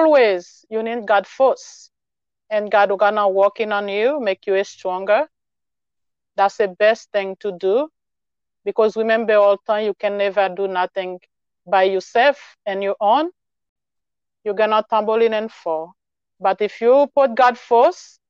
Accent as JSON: {"language": "English", "country": "Haiti", "second_language": "English", "moved": "as an adult", "lives_now": "United States", "said": "when I moved from Haiti to come here, I leave all my family there, and then I come with my 4 kids"}